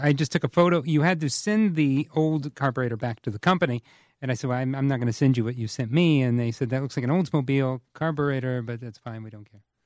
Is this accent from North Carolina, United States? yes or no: no; Whitewater, Indiana, United States; I grew up in Whitewater, which is just outside of Bethel